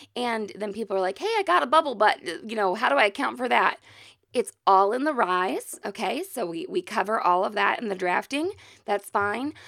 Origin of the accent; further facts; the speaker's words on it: Missouri, United States; we are from Missouri